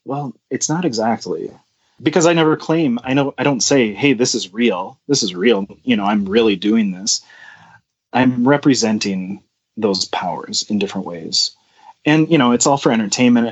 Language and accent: English; New Ulm, Minnesota, United States; I grew up in New Ulm, Minnesota